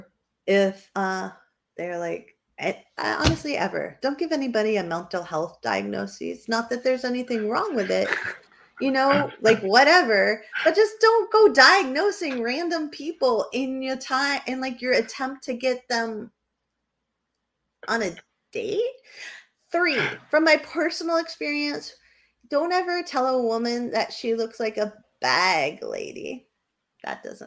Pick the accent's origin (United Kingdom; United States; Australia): United States; New Hampshire; moved away; I grew up in New Hampshire